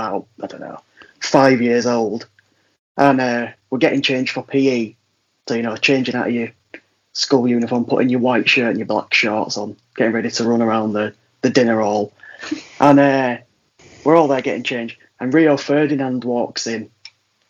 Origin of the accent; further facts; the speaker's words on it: Leeds, Yorkshire and the Humber, United Kingdom; now in Madrid, Spain; I'm from Leeds, but currently living in Madrid.